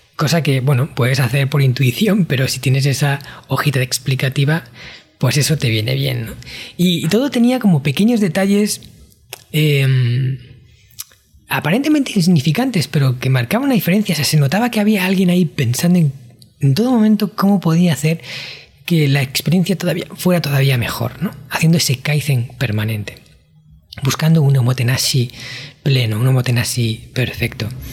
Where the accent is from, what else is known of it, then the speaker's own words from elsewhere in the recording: Spain; yo en mi país, España